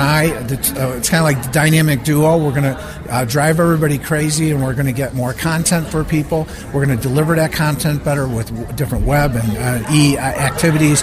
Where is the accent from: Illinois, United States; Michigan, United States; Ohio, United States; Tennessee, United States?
Illinois, United States; Chicago; my growing up in Chicago in a gang